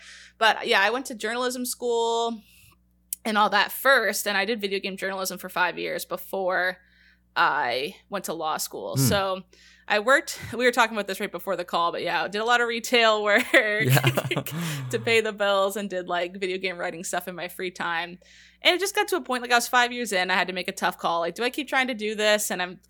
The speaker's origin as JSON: {"language": "English", "country": "Canada", "said": "It's because we're British, like Canada's weird. We have weird British histories and stuff"}